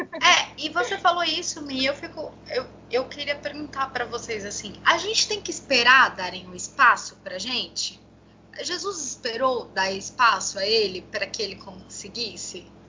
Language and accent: Portuguese; Brazil; nós enfrentamos como brasileiros